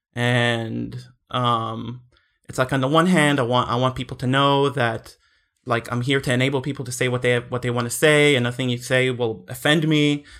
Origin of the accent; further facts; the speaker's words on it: Israel; when I was growing up in Israel